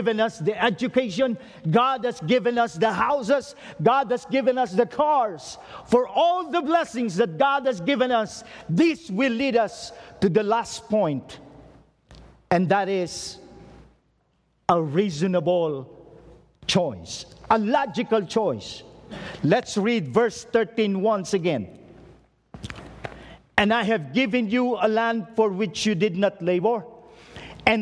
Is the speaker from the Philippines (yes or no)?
yes; Philippines; as a Filipino, I urge you